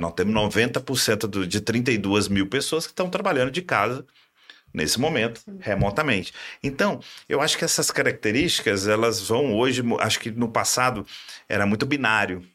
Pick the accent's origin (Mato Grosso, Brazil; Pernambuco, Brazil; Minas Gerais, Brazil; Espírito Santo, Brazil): Minas Gerais, Brazil; sou mineiro, né? E em Minas eu comecei logo na, na antiga Brama